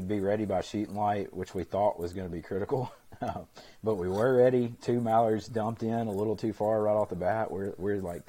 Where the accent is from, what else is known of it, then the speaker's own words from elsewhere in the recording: Arkansas, United States; I'm from Arkansas. That's where I've hunted just about all of my duck hunting career